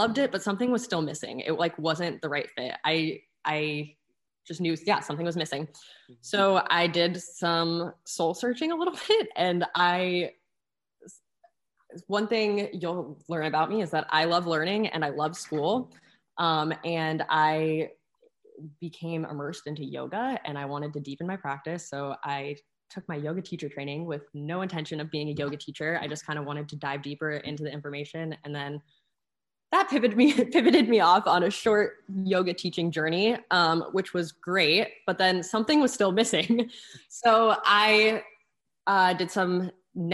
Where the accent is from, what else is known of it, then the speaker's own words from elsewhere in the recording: Arizona, United States; born and raised in Arizona